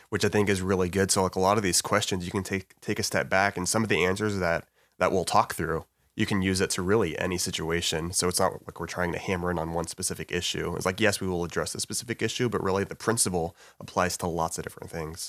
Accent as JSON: {"language": "English", "town": "Alvin", "region": "Texas", "country": "United States", "tie": "born or raised there", "also_born_or_lived": "Waco, Texas", "moved": "as an adult", "lives_now": "Dallas, United States", "said": "I grew up in Alvin"}